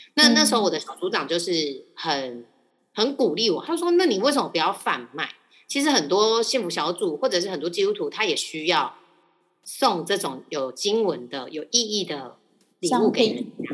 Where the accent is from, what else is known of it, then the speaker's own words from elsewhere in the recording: Taiwan; 我是，就是一般的台湾家庭，就是家里是拜拜的